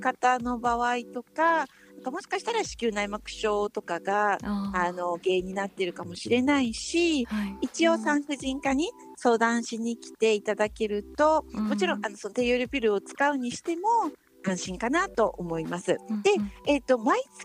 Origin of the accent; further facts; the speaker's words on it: Japan; 日本で生まれ育ってる私たち